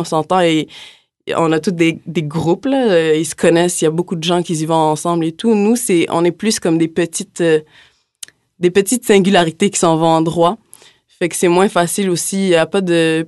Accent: Montreal, Quebec, Canada; moved away as an adult; now in Quebec City, Canada; je suis originaire de Montréal aussi

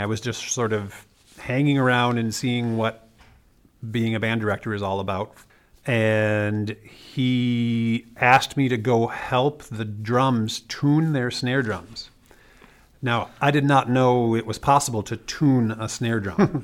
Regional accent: Wisconsin, United States; moved away; I'm from Wisconsin

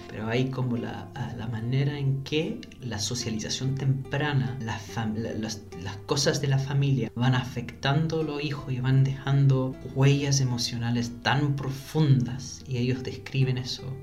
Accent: London, United Kingdom; Spanish is a second language; moved away as an adult; also born or lived in Venezuela; now in Chile; Yo soy nacido y criado en Londres

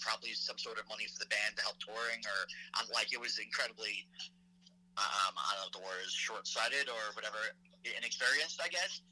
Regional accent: Nassau County, Long Island, New York, United States; I grew up in Nassau County

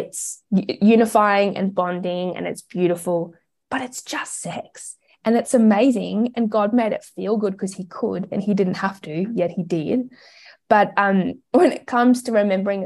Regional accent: Australia; also born or lived in Melbourne; We are Australian

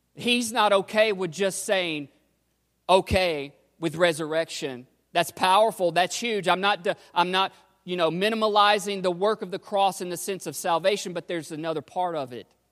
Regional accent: United States; we're American Christians

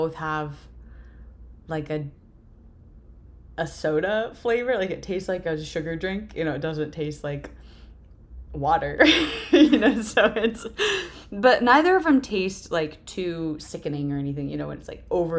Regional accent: Texas, United States; I grew up in Texas

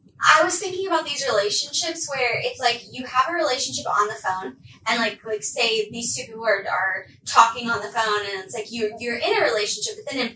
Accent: Arkansas, United States; So I'm originally from Arkansas. Like, my family and I, we moved around so much.

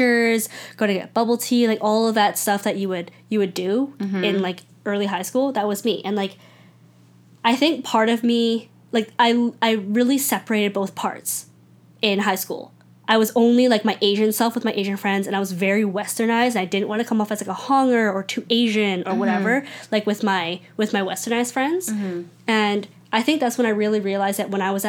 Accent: Richmond, British Columbia, Canada; I grew up in Richmond

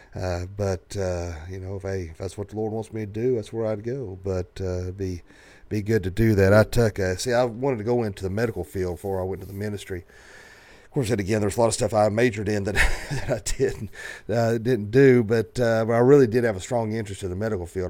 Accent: the South, United States; growing up in the South

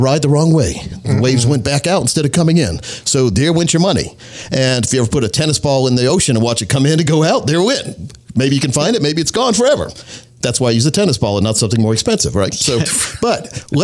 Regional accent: Scotland County, North Carolina, United States; born or raised there

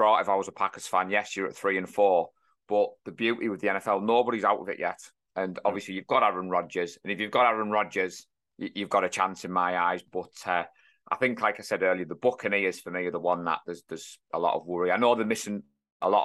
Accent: North East, North East England, United Kingdom; we're from the North East

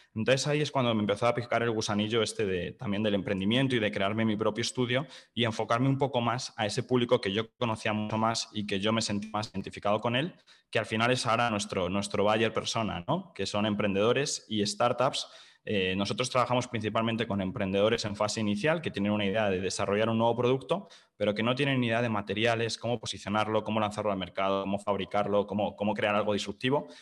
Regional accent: Madrid, Community of Madrid, Spain; soy de Madrid, de España

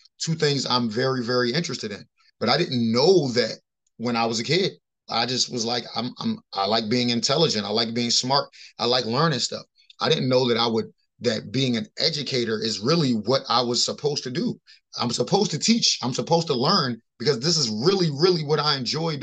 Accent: Baltimore, Maryland, United States; I grew up in Baltimore City

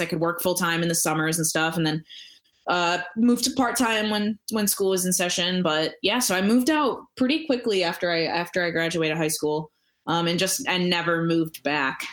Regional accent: Royal Oak, Michigan, United States; moved away as an adult; also born or lived in Troy, Michigan; now in Chicago, United States; I grew up in uh, in the Metro Detroit area, uh, in like Royal Oak and Troy

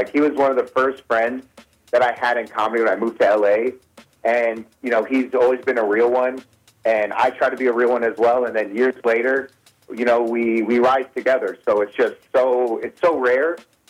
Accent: Detroit, Michigan, United States; moved away as an adult; now in Los Angeles, United States; I started in L.A. I didn't start in my hometown.

